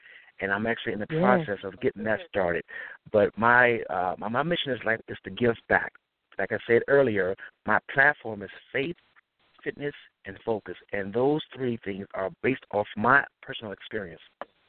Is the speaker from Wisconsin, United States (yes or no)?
no; Detroit, Michigan, United States; also born or lived in Chicago / Atlanta / Indianapolis; now in Los Angeles, United States; I grew up in Detroit, Michigan, and I lived in Chicago, Atlanta, Indianapolis, and now I'm here in the great city of L.A.